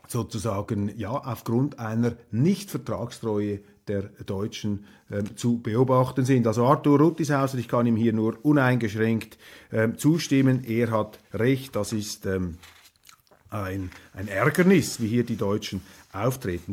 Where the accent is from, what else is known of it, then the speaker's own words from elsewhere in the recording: Switzerland; als Schweizer